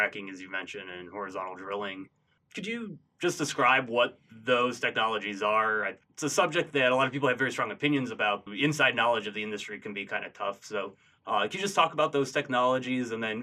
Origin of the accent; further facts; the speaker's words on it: outside Detroit, Michigan, United States; I grew up outside of the Detroit area